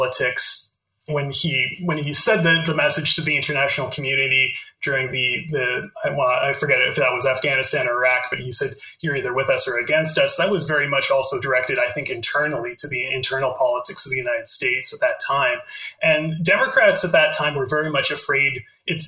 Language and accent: English; Canada; I'm Canadian. I live in Canada